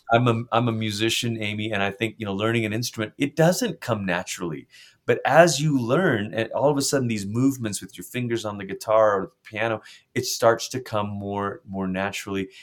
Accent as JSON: {"language": "English", "country": "Malaysia", "tie": "born or raised there", "moved": "yes", "said": "I grew up in Malaysia"}